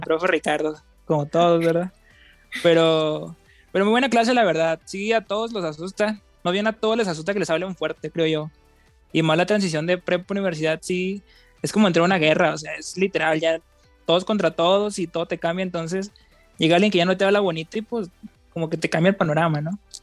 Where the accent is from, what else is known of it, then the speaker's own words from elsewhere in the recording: Mazapil, Zacatecas, Mexico; moved away as an adult; now in Monterrey, Mexico; soy de Mazapil yo, entonces yo tengo una previa experiencia porque de Mazapil fui a la prepa de Zacatecas